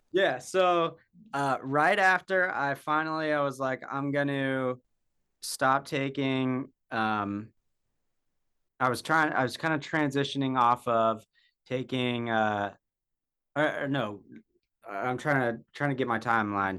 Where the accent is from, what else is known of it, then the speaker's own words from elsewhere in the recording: Jackson, Wyoming, United States; I was born and raised in Jackson, Wyoming